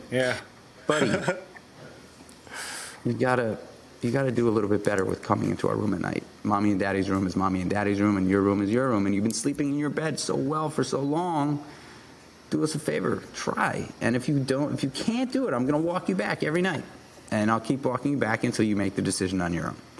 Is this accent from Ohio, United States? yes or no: no; New York City, New York, United States; I grew up in New York City